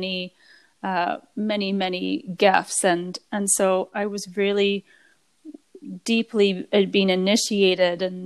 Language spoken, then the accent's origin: English; British Columbia, Canada; I was blessed at a young age to have a lot of nature time on Vancouver Island, which is, I'm from British Columbia, Canada